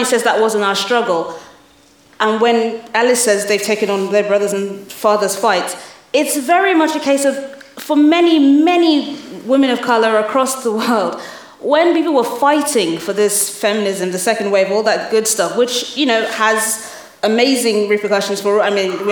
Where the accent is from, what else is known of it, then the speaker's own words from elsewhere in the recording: London, United Kingdom; also born or lived in Lagos, Nigeria; I grew up in London and in Lagos, in Nigeria.